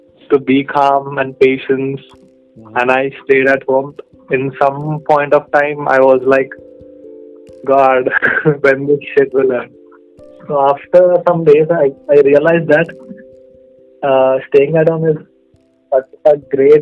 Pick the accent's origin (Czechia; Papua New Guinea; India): India; Hyderabad, Telangana; I'm basically from Hyderabad